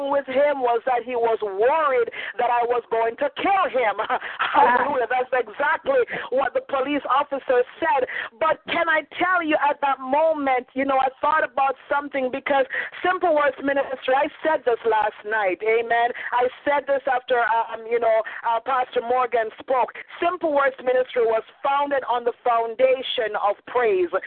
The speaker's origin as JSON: {"language": "English", "country": "Jamaica", "also_born_or_lived": "Canada", "accent": "Jamaican slash Canadian", "moved": "yes", "said": "my accent, or I'm Jamaican slash Canadian, so I sound very different from you know from other folks."}